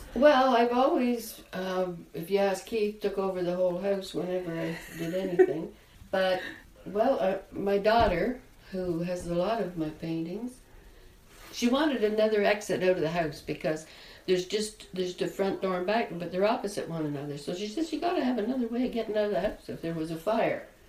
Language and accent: English; Denbigh, Ontario, Canada; moved away; I come from the North Country